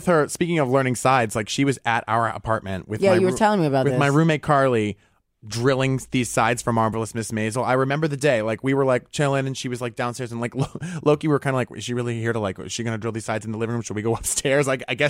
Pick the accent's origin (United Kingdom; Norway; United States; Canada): United States; Rhode Island; I'd consider like the way I grew up in Rhode Island comparatively to, you know, all the people I've met in my life so far, pretty nuclear, pretty basic.